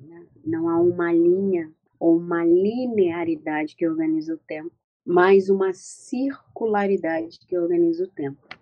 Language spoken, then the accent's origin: Portuguese; Rio de Janeiro, Brazil; nascida e criada no Morro da Mangueira, uma favela aqui do Rio de Janeiro, da cidade do Rio de Janeiro